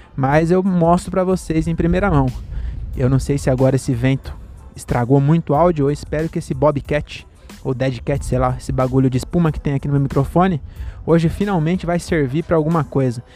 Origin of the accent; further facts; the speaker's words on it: Francisco Morato, São Paulo, Brazil; Francisco Morata, minha cidade natal